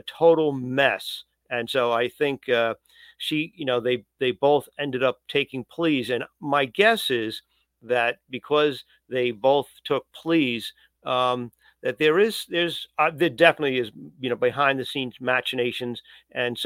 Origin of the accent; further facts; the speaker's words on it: New Yorker, United States; as a New Yorker